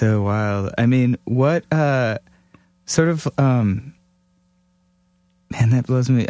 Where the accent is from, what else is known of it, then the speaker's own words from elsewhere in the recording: Cleveland, Ohio, United States; I grew up in Cleveland, and it was like metal hardcore band after metal hardcore band